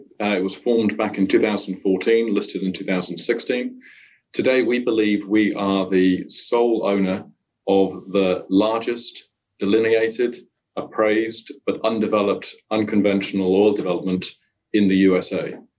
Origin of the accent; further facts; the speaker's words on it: United Kingdom; moved away as an adult; now in Perth, Australia; No, I'm a Brit originally, but I was lucky enough to marry in Australia and got to move down here back in 2003.